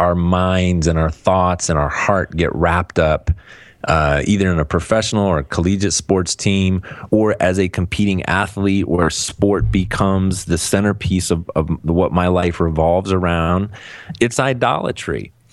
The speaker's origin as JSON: {"language": "English", "town": "Cleveland", "region": "Ohio", "country": "United States", "moved": "yes", "said": "I'm from Cleveland originally"}